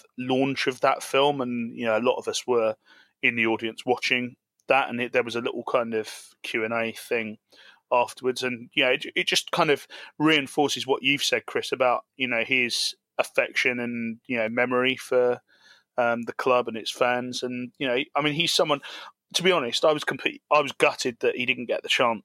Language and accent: English; Ashford, South East England, United Kingdom; I was running to be the MP for my hometown.